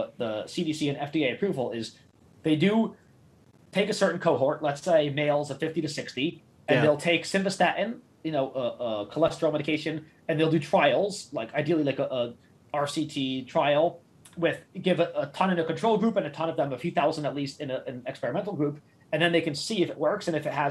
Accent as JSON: {"language": "English", "town": "New York City", "region": "New York", "country": "United States", "moved": "yes", "said": "I'm from Queens"}